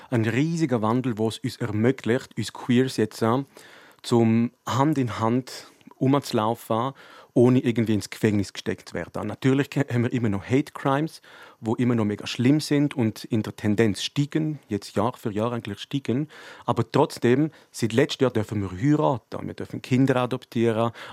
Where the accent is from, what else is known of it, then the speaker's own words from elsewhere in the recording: Graubünden, Switzerland; dass man als Bündner Persönlichkeit etwas machen soll.